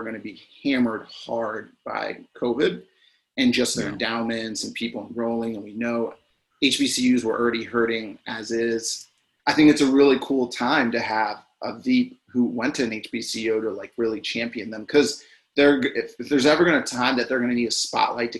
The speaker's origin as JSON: {"language": "English", "region": "Maryland", "country": "United States", "tie": "born or raised there", "said": "growing up in Maryland and going to GW just like across the city"}